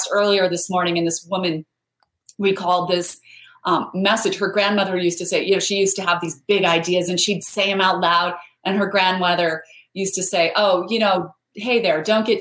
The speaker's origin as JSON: {"language": "English", "region": "Idaho", "country": "United States", "tie": "born or raised there", "said": "I grew up in Idaho where there's a whole bunch of potatoes, but no mangoes"}